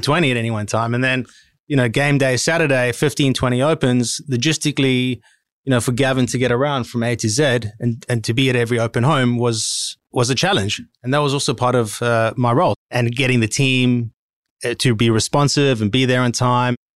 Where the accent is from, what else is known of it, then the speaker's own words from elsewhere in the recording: Cape Town, Western Cape, South Africa; moved away as an adult; now in Sydney, Australia; I was born in South Africa in Cape Town, went to high school, obviously, university, did a commerce degree. And immediately after that, hopped on a plane and came to Australia